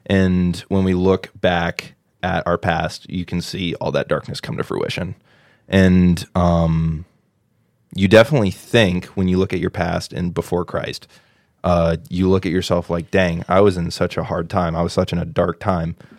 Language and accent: English; New Albany, Ohio, United States; moved away; I grew up in the church, grew up in a little town called New Albany, Ohio